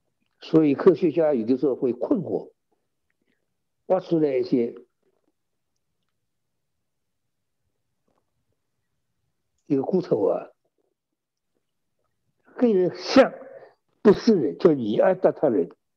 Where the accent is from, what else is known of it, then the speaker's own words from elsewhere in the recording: China; 我们中国人的算法是有早晨有晚上